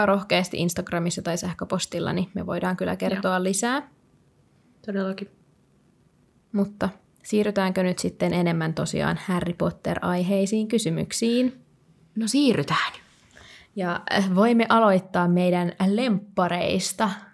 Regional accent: Helsinki, Uusimaa, Finland; moved away as an adult; now in Vaasa, Finland; olen siis Helsingistä kotoisin

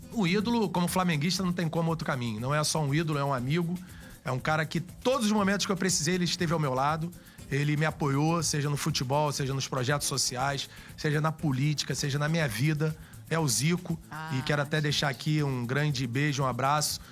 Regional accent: Rio de Janeiro, Brazil; falar da Praça Seca é falar da minha origem

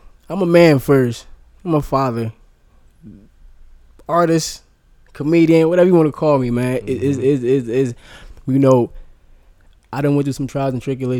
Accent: Asbury Park, New Jersey, United States; I'm originally from Asbury Park.

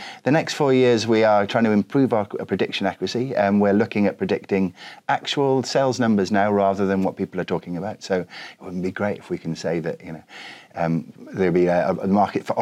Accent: Wales, United Kingdom; I'm Welsh

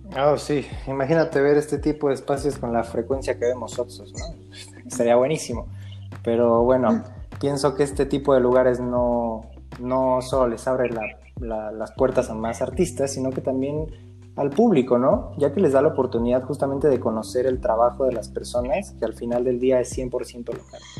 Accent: Mexico; Que nosotros somos el futuro de México

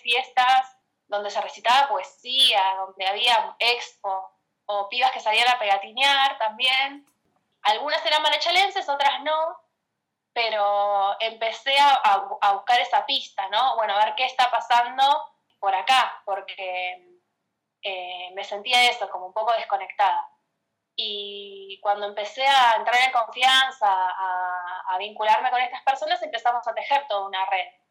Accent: González Catán, Buenos Aires Province, Argentina; soy de Catán desde que tengo memoria, así que sí, eh, matancera.

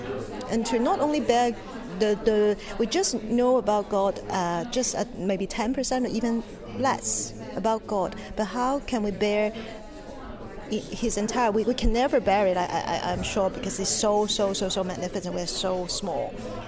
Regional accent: Hong Kong; moved away as an adult; now in England, United Kingdom; I'm a newcomer, relatively newcomer to England. I came from Hong Kong 1.5 years ago.

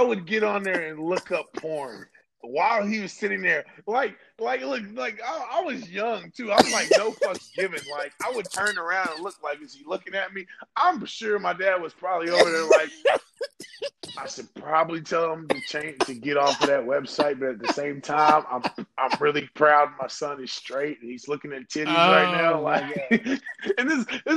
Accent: Louisville, Kentucky, United States; I'm from Louisville

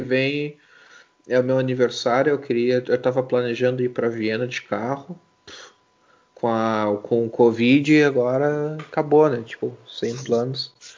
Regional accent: Brazil; now in Munich, Germany; eu venho, venho do Brasil. Eu moro em, em Munique

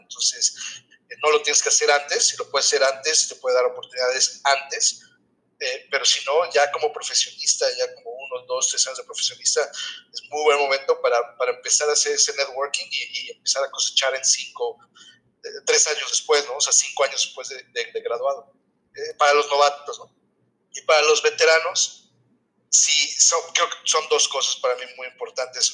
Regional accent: Atizapán de Zaragoza, State of Mexico, Mexico; moved away as an adult; also born or lived in Torreón / Calgary; now in Halifax, Canada; nací en la colonia de Roma, eh, eh, en el DF, en la Ciudad de México, pero realmente crecí todo, el tiempo en Atizapán, en Zaragoza, en Atizapán y Tlanepantla

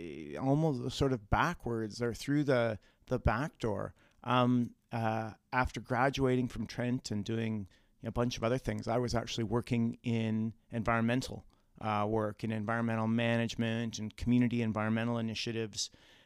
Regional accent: Bracebridge, Ontario, Canada; I'm from Bracebridge, a couple hundred kilometers northwest of here.

